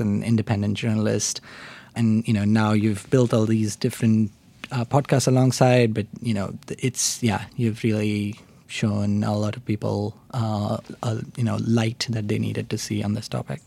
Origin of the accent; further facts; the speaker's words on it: India; moved away as an adult; also born or lived in Oxford, United Kingdom; I grew up in India. I did an undergraduate degree in India